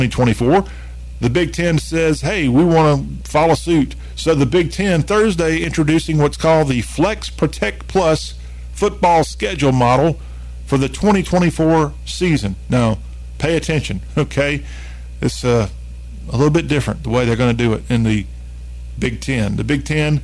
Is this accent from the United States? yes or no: yes; the American South, United States; As a Southerner